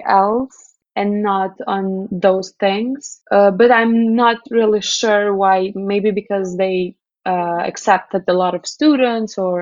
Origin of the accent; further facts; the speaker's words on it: Kosovo; moved away as an adult; also born or lived in New York City, United States; Kosovo, I mean, I love my hometown here, but it's just a really small country